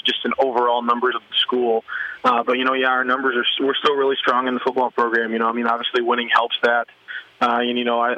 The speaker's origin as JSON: {"language": "English", "region": "Michigan", "country": "United States", "tie": "born or raised there", "moved": "as an adult", "lives_now": "Pierre, United States", "said": "growing up in Michigan"}